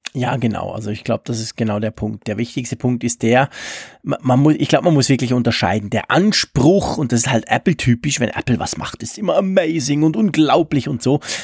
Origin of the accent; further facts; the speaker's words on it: Switzerland; als Schweizer